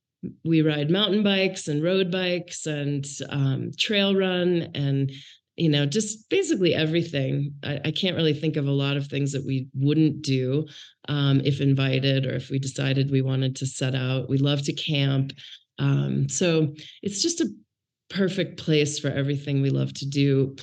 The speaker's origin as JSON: {"language": "English", "region": "Maine", "country": "United States", "tie": "born or raised there", "said": "So really, I grew up in Maine. My dad worked for the Bank of Maine and moved. We moved 11 times while I was growing up. So I can't really tell you a town."}